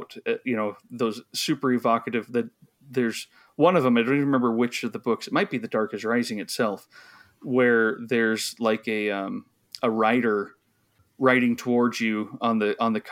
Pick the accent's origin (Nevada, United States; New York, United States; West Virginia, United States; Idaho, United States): Idaho, United States; I grew up in Idaho